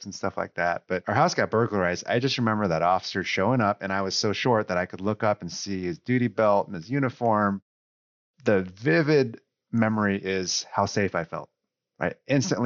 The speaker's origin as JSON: {"language": "English", "town": "Newark", "region": "California", "country": "United States", "tie": "born or raised there", "also_born_or_lived": "Foster City, California", "said": "I grew up here in the Bay Area in a small suburb called Newark. And then I moved across the Bay to the peninsula, Foster City"}